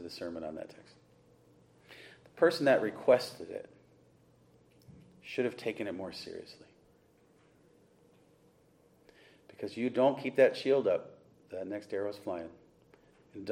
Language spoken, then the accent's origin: English; Webster, New York, United States; I'm from Webster, New York.